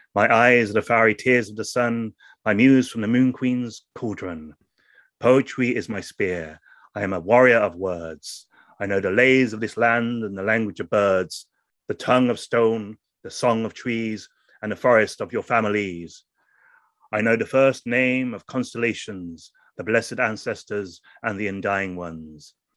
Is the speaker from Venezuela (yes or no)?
no; England, United Kingdom; first language English; being English